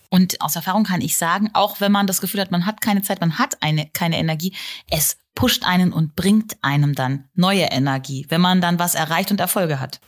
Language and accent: German; Germany; bei uns in Deutschland